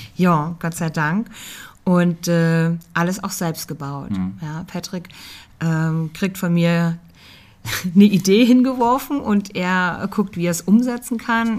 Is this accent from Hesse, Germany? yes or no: yes; Margretenhaun, Hesse, Germany; also born or lived in Fulda; ich bin in Fulda geboren, ja. Ich bin ein fuldisches Mädchen. Ich bin in Margretenhauen aufgewachsen, bei Petersberg.